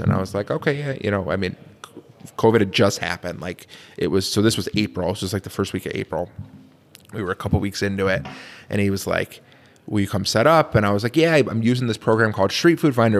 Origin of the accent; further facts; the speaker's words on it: Connecticut, United States; now in Syracuse, United States; I'm, I'm from Connecticut originally.